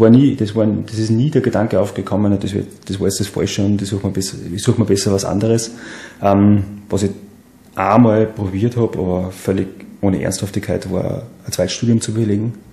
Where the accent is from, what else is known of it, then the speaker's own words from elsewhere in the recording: Seekirchen am Wallersee, Salzburg, Austria; Ich komme von einem Bauernhof in Seekirchen am Wallersee ähm, und wir haben drei Hektar Wald dabei gehabt.